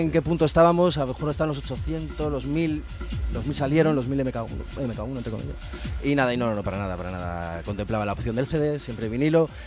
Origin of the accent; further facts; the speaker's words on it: Guadalajara, Castilla-La Mancha, Spain; yo soy de Guadalajara